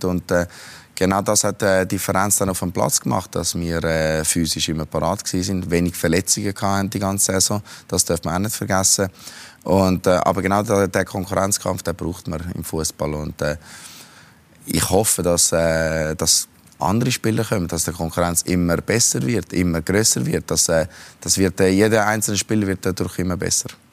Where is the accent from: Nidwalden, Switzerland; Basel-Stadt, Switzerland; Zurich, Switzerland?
Zurich, Switzerland; ich bin da aufgewachsen in Zürich